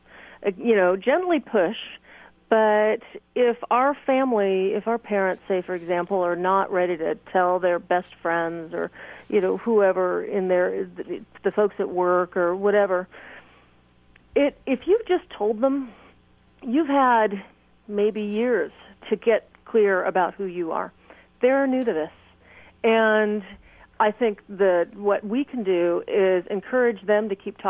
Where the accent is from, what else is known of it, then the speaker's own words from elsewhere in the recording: California, United States; also born or lived in Nashville, Tennessee; when I'm in California, I know this state so well that I kind of know in my hometown where it's okay to walk down the street holding hands.